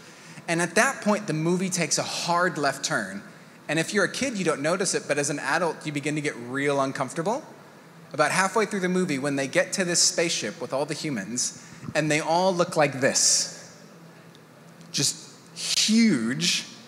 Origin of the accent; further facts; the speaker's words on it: Mexico; I am a missionary kid. My dad, the way that they did church planting when I was a kid, I grew up in Mexico.